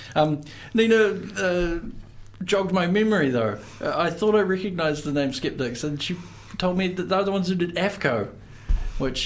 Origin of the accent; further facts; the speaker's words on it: Invercargill, Southland, New Zealand; moved away; I'm from Invercargill, and it's uh, we make some pretty grimy music down there